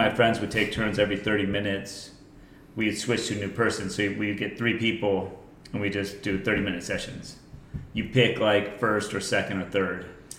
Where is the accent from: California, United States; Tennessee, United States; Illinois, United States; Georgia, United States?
California, United States; Solana Beach; also born or lived in Leucadia, California; Then from right around that time, we moved from Leucadia to Solana Beach.